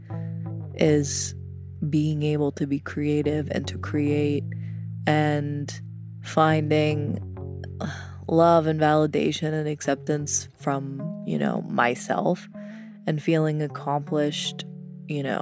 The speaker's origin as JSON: {"language": "English", "region": "Louisiana", "country": "United States", "tie": "born or raised there", "said": "I'm from Louisiana, and there was a restaurant chain called Brubacher's"}